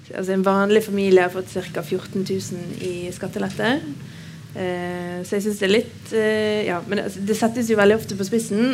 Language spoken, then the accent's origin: Norwegian; Bergen, Vestland, Norway; Jeg er bergenser, bor på Nygårdshøyden.